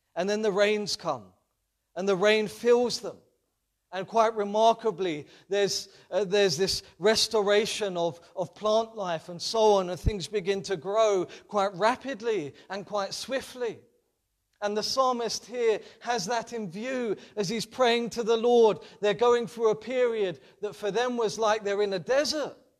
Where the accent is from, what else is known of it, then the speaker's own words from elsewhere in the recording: London, United Kingdom; being a Londoner and growing up in London